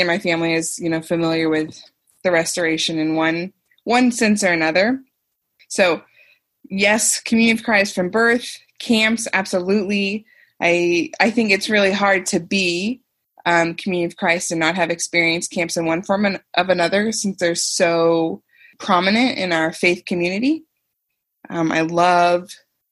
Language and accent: English; Independence, Missouri, United States; born or raised there